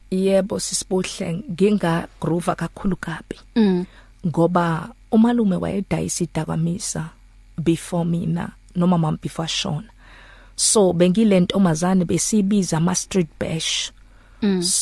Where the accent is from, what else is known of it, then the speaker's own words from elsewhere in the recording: Soweto, Gauteng, South Africa; ngikhulele Soweto nje ngazalelwe Soweto